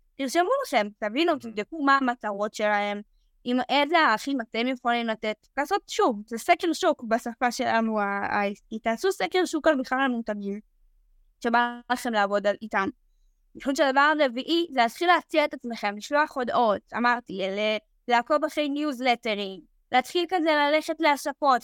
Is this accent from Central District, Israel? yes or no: no; Nof HaGalil, Northern District, Israel; moved away as an adult; now in Tel Aviv, Israel; אני באה מנצרת עילית